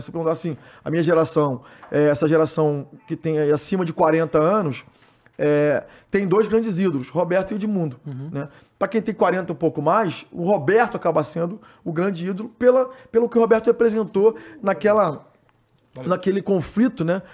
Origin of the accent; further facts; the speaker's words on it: Rio de Janeiro, Brazil; sou do Médio, então a gente é uma, é uma área que não tem muito lazer ali no Rio de Janeiro